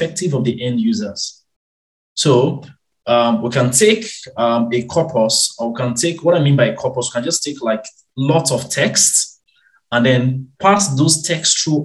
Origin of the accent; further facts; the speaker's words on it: Nigeria; moved away as an adult; born and raised in Nigeria